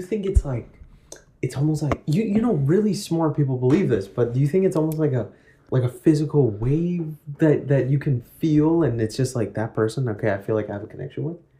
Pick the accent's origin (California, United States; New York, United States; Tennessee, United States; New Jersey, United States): New York, United States; New York City; growing up in Woodside.